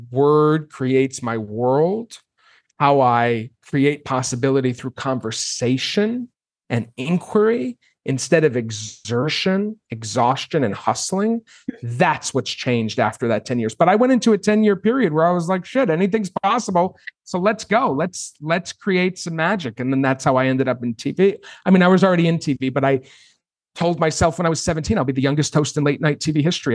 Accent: Maine, United States; I grew up, I grew up in Maine

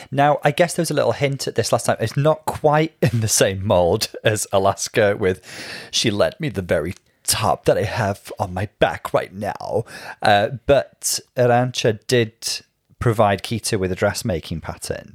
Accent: Wales, United Kingdom; I did speak a lot more Welsh when I was little

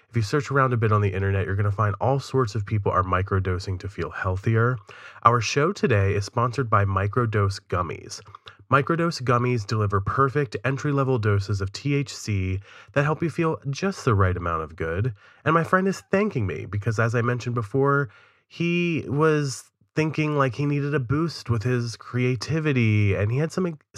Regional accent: Leeds, Yorkshire and the Humber, United Kingdom; I'm not from in London. Leeds. I'm from Leeds.

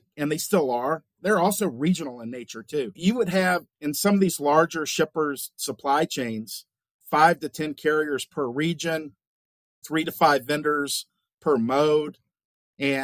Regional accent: Central North Carolina, United States; moved away as an adult; also born or lived in Southern Illinois / Bozeman, Montana; I was born and raised in Central North Carolina

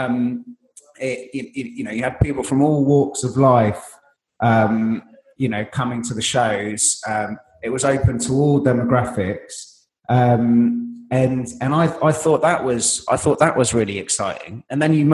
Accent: London, United Kingdom; I grew up in Wood Green in North London

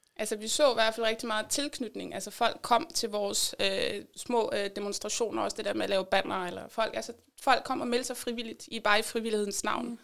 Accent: Denmark; vores identitet som danskere

